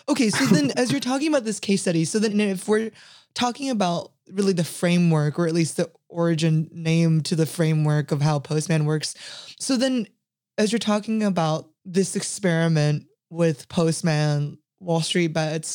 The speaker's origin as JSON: {"language": "English", "country": "United States", "said": "I am American"}